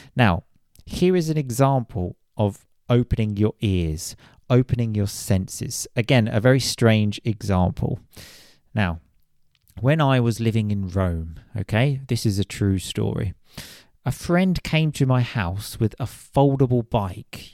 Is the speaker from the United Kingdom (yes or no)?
yes; United Kingdom; I am British